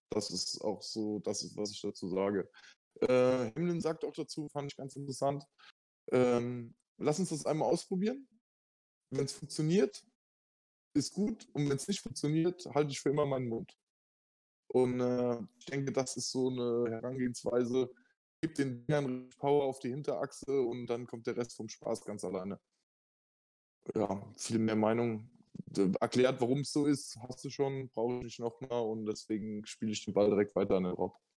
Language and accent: German; Germany; als Deutscher